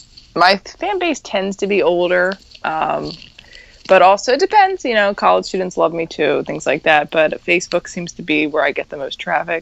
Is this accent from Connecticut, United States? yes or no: no; New Jersey, United States; I'm from South Jersey, so it's right down right there.